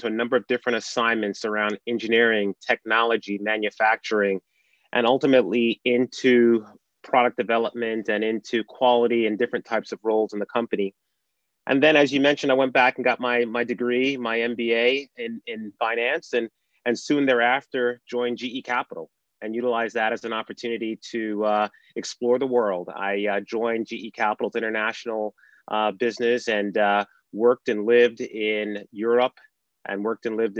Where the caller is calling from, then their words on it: Dallas, Texas, United States; I'm actually in the United States and in Dallas, Texas.